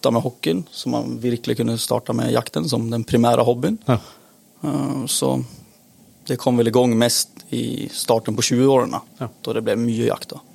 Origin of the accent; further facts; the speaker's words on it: Sweden; Norwegian is a second language; moved away as an adult; now in Kjeller, Norway; det går vel ikke til å miste på at jeg er svensk. Eh, nå har jeg visstnok bodd i Norge siden jeg var 21 år gammel, ja. så nesten hele voksne livet så har jeg faktisk bodd i Norge.